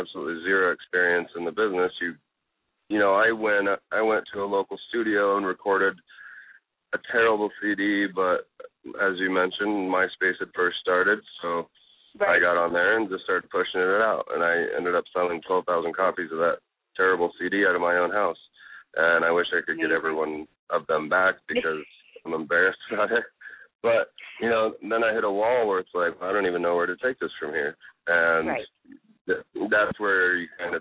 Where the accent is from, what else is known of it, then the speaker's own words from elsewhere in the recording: a small town in Northern Indiana, United States; moved away; I grew up in a town of, I think it was 1,500 people